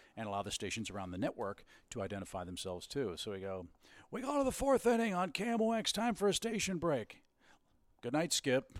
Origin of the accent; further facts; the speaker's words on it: St. Louis, Missouri, United States; moved away; I grew up in Saint Louis